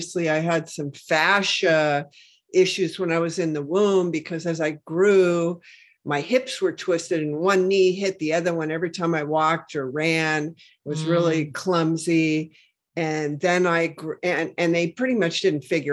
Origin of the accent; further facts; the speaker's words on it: Washington, United States; I'm from Washington State, where, you know, the Hanford Reservation is.